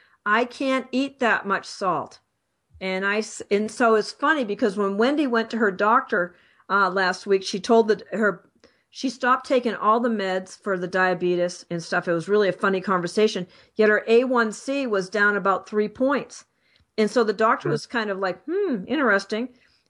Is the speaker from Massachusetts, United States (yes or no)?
yes; Boston, Massachusetts, United States; I'm from Boston, so I say Celtic sometimes.